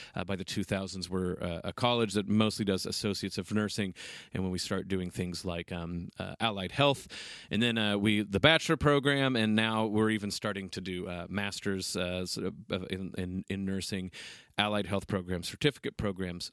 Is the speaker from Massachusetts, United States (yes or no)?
no; Oklahoma, United States; moved away; I'm from Oklahoma